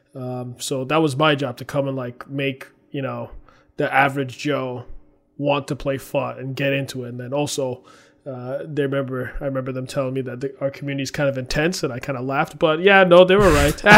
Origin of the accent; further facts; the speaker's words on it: Nigeria; being Nigerian